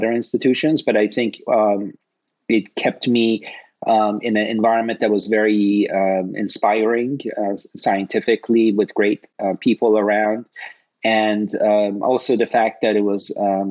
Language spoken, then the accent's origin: English; Toronto, Ontario, Canada; moved away as an adult; also born or lived in Cambridge, Massachusetts / Los Angeles; I grew up in Toronto, and I got initially exposed to bioengineering when I was in the third year of a chemical engineering program at the University of Toronto